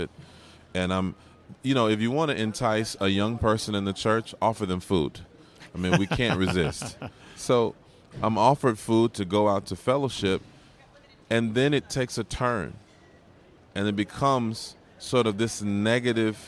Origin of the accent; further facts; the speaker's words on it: Georgia, United States; When I was a kid growing up in Georgia, we had a big basement